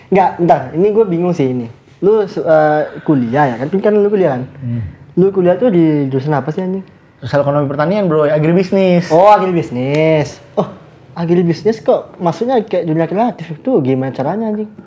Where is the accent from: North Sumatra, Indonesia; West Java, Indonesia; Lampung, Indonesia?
Lampung, Indonesia; Kalianda; born there; gue lahir di Kalianda, boy Lampung Selatan.